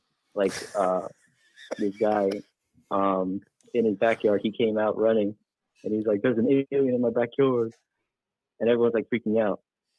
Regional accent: Arizona, United States; I am born and raised in ye old state of Arizona

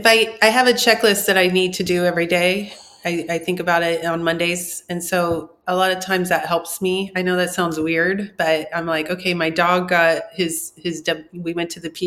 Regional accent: Orange County, California, United States; I'm from Orange County

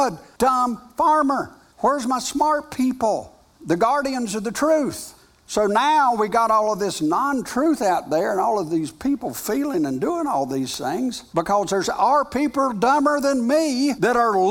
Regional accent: United States; I am an American. I'm proud of being an American

